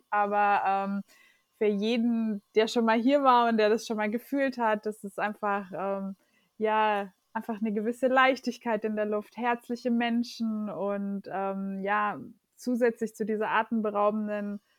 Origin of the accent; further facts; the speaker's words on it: Germany; Also äh, meine Eltern sind Portugiesen, ich bin in Deutschland aber geboren und aufgewachsen.